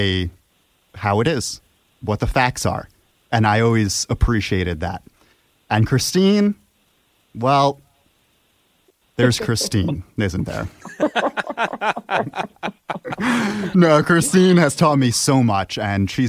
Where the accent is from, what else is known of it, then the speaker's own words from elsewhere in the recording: Monroe, New York, United States; My hometown is the birthplace of Helvita, Monroe, New York